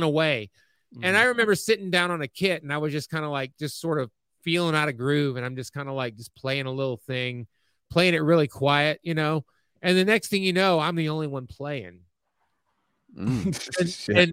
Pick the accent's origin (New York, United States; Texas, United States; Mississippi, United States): Mississippi, United States; my home state of Mississippi